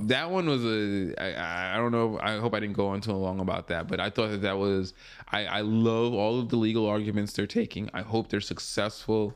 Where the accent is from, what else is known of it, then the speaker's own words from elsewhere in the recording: Long Island, New York, United States; moved away; I used to live in Long Island. I grew up in Long Island